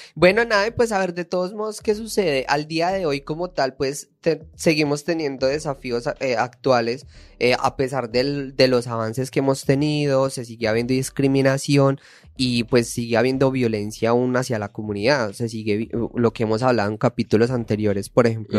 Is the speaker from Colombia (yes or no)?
yes; Paisa, Antioquia, Colombia; accent: paisa; moved away; soy paisa, déjeme hablar paisa.